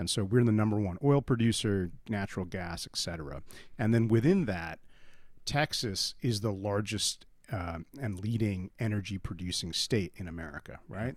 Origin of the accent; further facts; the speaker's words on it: India; now in United States; I was born in India